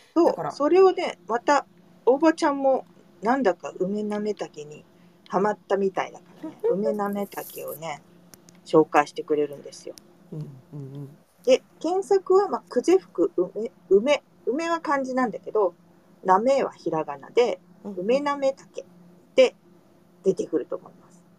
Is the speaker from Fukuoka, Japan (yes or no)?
yes; Fukuoka, Japan; moved away; 私は福岡出身者なんですが